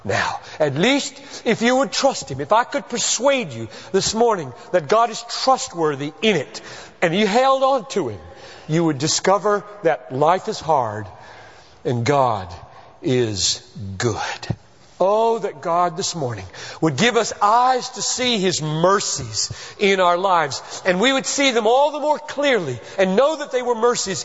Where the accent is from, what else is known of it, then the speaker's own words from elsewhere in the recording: Greenville, South Carolina, United States; moved away; I grew up in Greenville